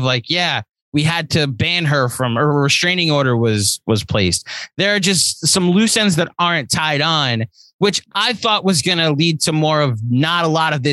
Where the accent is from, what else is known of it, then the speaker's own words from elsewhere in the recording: United States; I'm an American